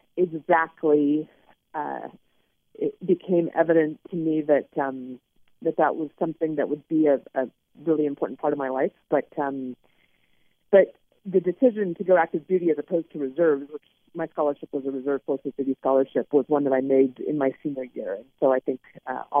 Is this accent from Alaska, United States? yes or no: yes; Alaska, United States; I grew up in Alaska